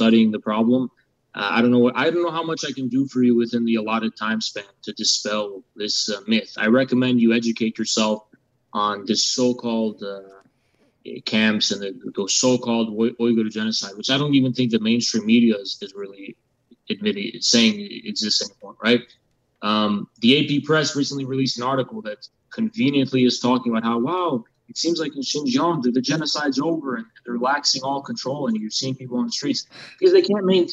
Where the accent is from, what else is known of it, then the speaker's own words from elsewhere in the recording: United States; I am an American. I was born in America, and this is my country